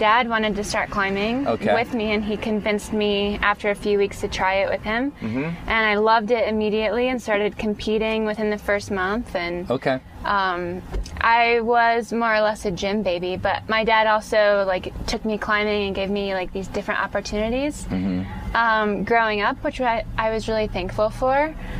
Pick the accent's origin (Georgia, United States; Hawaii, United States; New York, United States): Georgia, United States; Atlanta; also born or lived in Colorado; No, I grew up in Atlanta. Yeah.